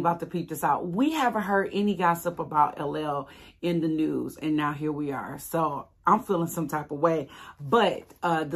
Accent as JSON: {"language": "English", "town": "Detroit", "region": "Michigan", "country": "United States", "tie": "born or raised there", "said": "Detroit versus everybody. That's my hometown."}